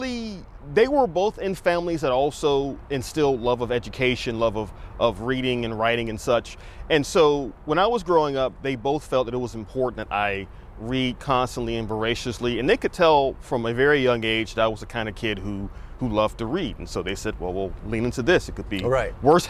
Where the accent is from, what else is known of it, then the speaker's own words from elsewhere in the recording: Augusta, Georgia, United States; I actually grew up in Augusta, Georgia, so not far from here.